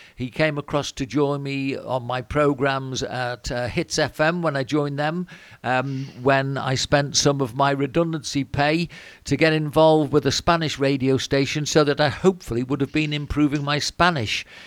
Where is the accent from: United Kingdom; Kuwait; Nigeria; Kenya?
United Kingdom; Wirral, Liverpool area, North West England; moved away as an adult; also born or lived in Cornwall; now in Spain; I come from Wirral and, uh, Liverpool area